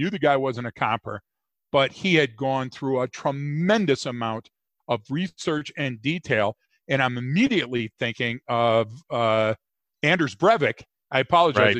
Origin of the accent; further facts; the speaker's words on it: Detroit, Michigan, United States; growing up in Detroit